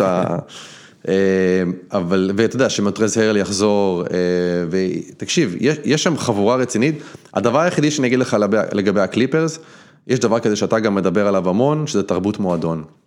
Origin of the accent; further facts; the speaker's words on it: Israel; moved away as an adult; now in United States; יש לי אזרחות, אני, אני ישראלי